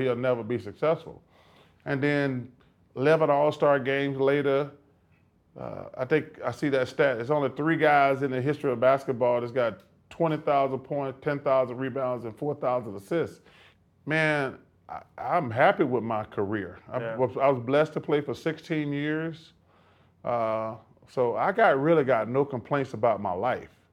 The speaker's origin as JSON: {"language": "English", "region": "Alabama", "country": "United States", "tie": "born or raised there", "moved": "as an adult", "said": "growing up in Alabama"}